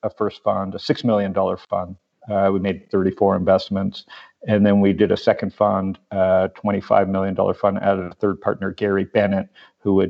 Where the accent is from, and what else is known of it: Toronto, Ontario, Canada; born or raised there; moved away as an adult; also born or lived in San Diego, California; now in Phoenix, United States